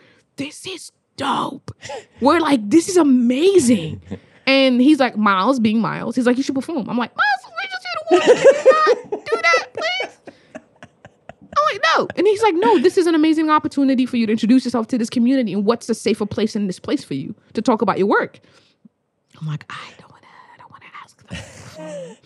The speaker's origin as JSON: {"language": "English", "country": "Australia", "said": "I'm from Australia."}